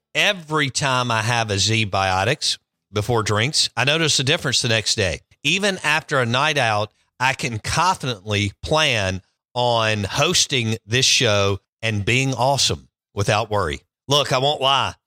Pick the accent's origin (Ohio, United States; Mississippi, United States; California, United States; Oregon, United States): Mississippi, United States; Jackson; I grew up in Bellhaven, okay? And I grew up in that parking lot.